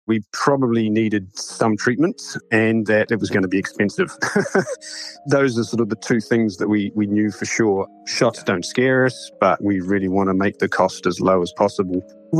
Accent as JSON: {"language": "English", "town": "Dunedin", "region": "Otago", "country": "New Zealand", "tie": "born or raised there", "moved": "as an adult", "lives_now": "North Carolina, United States", "said": "I grew up in Dunedin, actually."}